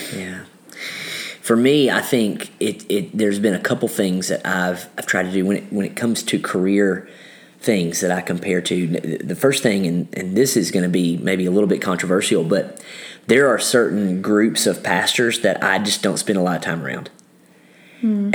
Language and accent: English; Kentucky, United States; I grew up in Kentucky